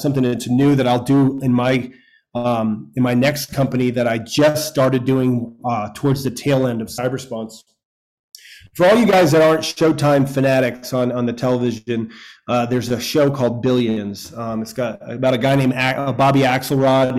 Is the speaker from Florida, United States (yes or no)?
yes; a small town in Florida, United States; also born or lived in New York; we moved to a small town in Florida after I was born in New York, and my dad started the local fire department with his buddies, and he remained the fire chief of a volunteer fire department, probably had 50 or so guys from our hometown